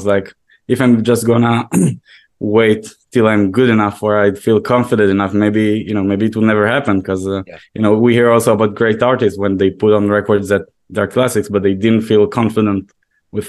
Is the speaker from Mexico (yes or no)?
no; Israel; moved away as an adult; now in New York, United States; I am originally from Israel, yeah. And I moved to New York about 7 months before the pandemic.